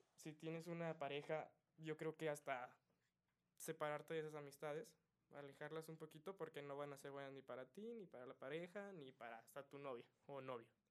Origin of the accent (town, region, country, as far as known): Mexico